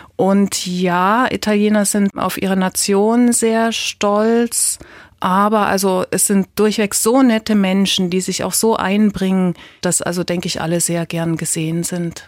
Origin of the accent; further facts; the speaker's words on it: Leipzig, Saxony, Germany; ich bin ja aus Leipzig